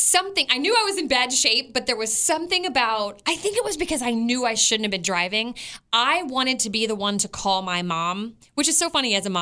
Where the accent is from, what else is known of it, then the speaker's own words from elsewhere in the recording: Maryland, United States; We grew up in Maryland